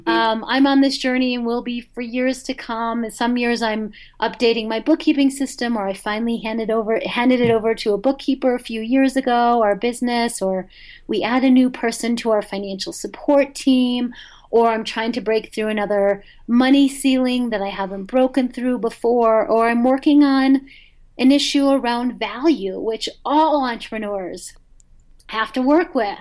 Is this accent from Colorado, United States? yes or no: yes; Boulder, Colorado, United States; the Boulder Bookstore, my hometown